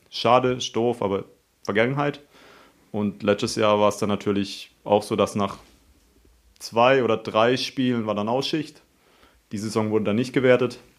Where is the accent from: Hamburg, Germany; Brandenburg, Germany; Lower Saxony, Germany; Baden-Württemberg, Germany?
Baden-Württemberg, Germany; Haslach; wie gesagt, ich komme aus Haslach, fahre nach Offenburg